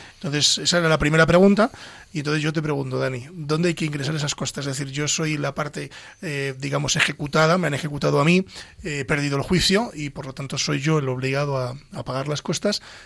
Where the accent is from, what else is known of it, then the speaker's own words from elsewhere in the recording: Ávila, Castile and León, Spain; soy de Ávila